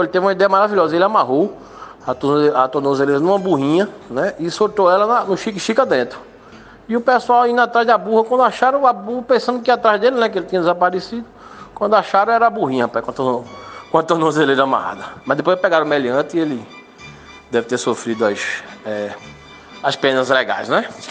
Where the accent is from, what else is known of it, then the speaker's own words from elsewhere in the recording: Limoeiro, Pernambuco, Brazil; Limoeiro, que me deixou ainda mais feliz, porque é a cidade onde eu nasci e onde eu estou nesse exato momento